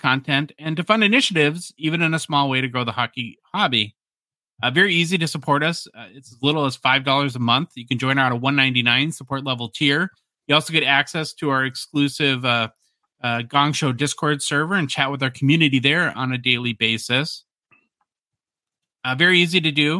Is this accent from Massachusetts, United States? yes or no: no; Hibbing, Minnesota, United States; moved away; my hometown, Hibbing, Minnesota